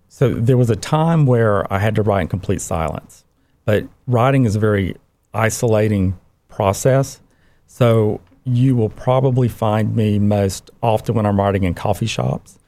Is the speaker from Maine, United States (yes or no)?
no; Cairo, Georgia, United States; my childhood experiences growing up in Cairo, Georgia, Southwest